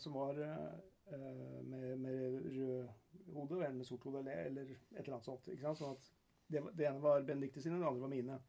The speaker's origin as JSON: {"language": "Norwegian", "country": "Norway", "said": "når vi kommer hjem til Norge"}